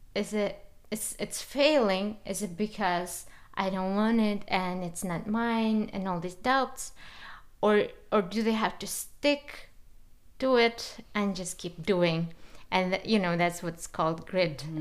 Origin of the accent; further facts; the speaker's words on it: Kazakhstan; I'm from Kazakhstan